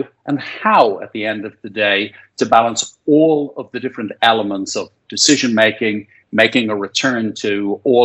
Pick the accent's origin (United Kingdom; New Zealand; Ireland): Ireland; Dublin, Leinster; born and raised in Dublin, played a bit of Gaelic football and rugby as a kid